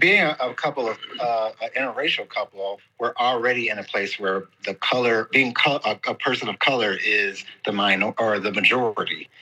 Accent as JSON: {"language": "English", "town": "Kansas City", "region": "Missouri", "country": "United States", "also_born_or_lived": "Los Angeles", "moved": "as an adult", "lives_now": "Mexico", "said": "I am originally from Kansas City, and then I moved to Los Angeles to pursue uh, music full time and ended up in Mexico"}